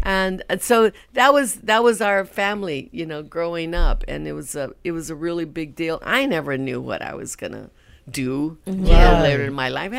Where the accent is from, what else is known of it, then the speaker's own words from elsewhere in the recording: Madera, California, United States; born there; So I was born in Madera.